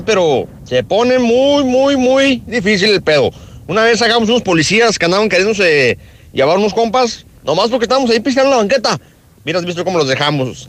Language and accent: Spanish; Calvillo, Aguascalientes, Mexico; now in Oklahoma City, United States; Yo soy ahí de Calvillo